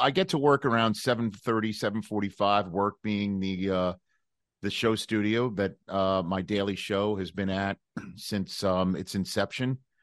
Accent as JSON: {"language": "English", "town": "New York City", "region": "New York", "country": "United States", "tie": "born or raised there", "said": "growing up in Staten Island, New York"}